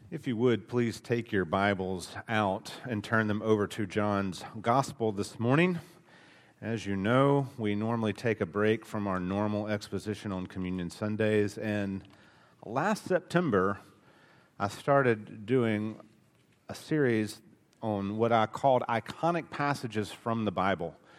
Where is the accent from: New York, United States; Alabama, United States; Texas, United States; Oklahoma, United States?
Alabama, United States; accent: thick Alabama; my Alabama accent is thick